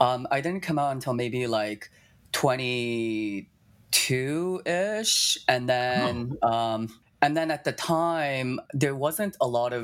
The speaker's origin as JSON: {"language": "English", "town": "Toronto", "region": "Ontario", "country": "Canada", "tie": "born or raised there", "also_born_or_lived": "China / Japan", "said": "I was born in China, but I was only there for a year from 0 to 1. And then I moved to Japan. And then I was there for about 7 years. And then I moved to Toronto"}